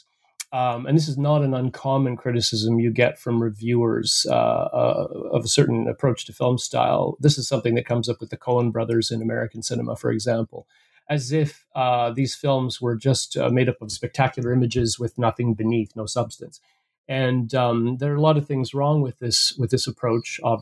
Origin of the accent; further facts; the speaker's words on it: Calgary, Alberta, Canada; now in Ontario, Canada; I'm actually from Calgary, Alberta in Canada, coming to you right now from Ontario, Canada, where I teach